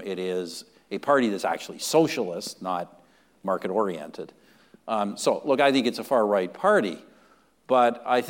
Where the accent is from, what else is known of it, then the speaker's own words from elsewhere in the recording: Canada; I'm a Canadian nationalist.